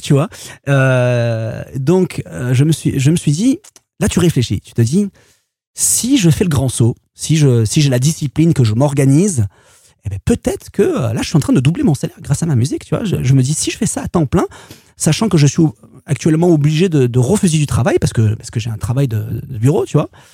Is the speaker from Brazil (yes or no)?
no; Marseille, Provence-Alpes-Côte d'Azur, France; moved away as an adult; also born or lived in Paris; quand on vient de Marseille